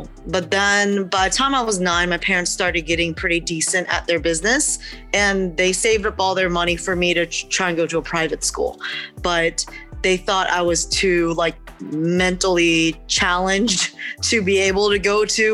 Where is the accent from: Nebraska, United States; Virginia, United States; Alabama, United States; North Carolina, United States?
Virginia, United States; Charlottesville; English is a second language; I was born and raised in Charlottesville, Virginia